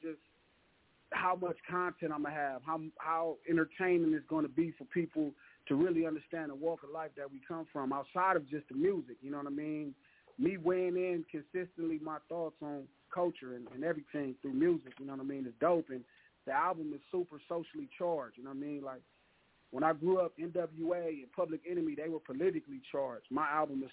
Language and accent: English; Los Angeles, California, United States; like I'm from Watts